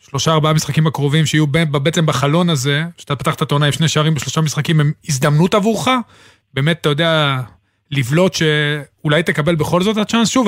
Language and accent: Hebrew; Netanya, Central District, Israel; גדלתי במקום עם ארצבים. לא עם... ארצבים אה, זה נתניה.